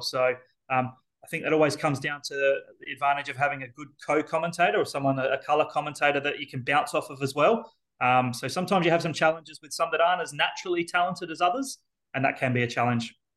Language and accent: English; Elizabeth, South Australia, Australia; Being born and bred in Elizabeth